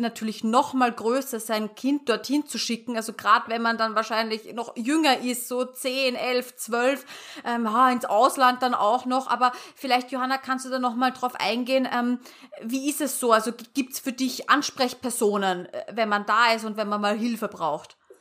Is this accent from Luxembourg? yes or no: no; Austria; ich komme ja aus Österreich und hört man wahrscheinlich